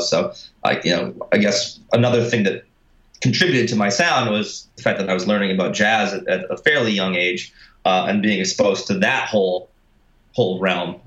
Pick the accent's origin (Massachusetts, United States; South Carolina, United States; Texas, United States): Massachusetts, United States; Boston; I'm actually from Boston